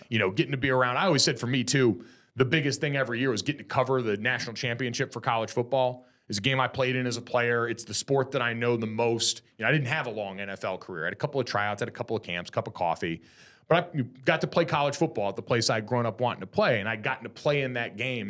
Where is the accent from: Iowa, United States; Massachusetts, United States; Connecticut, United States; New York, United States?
Connecticut, United States; moved away as an adult; also born or lived in South Jersey / South Bend, Indiana; now in Southern California, United States; I was in Connecticut from the time I was in third grade on